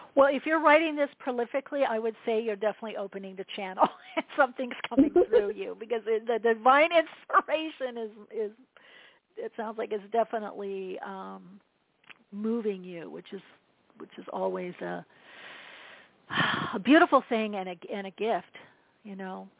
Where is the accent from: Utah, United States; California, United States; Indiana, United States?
California, United States; Southern; also born or lived in Europe; I'm from Southern California, near the beach